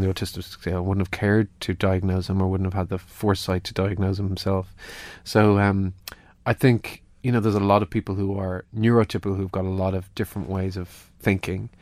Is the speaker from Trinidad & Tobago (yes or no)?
no; Ireland; being Irish